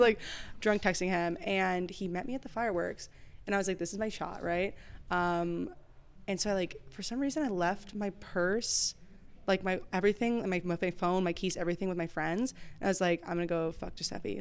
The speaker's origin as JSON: {"language": "English", "area": "suburbs of Chicago", "region": "Illinois", "country": "United States", "said": "I'm from like the suburbs, like oh, yeah, of Chicago"}